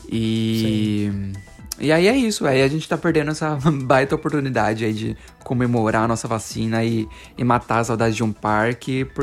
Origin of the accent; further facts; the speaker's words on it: Brazil; moved away as an adult; now in Canada; é porque eu sou brasileiro.